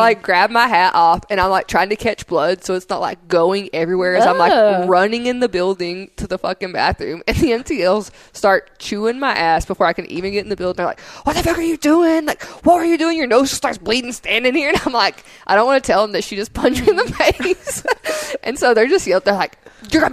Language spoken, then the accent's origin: English; Tennessee, United States; I'm from Tennessee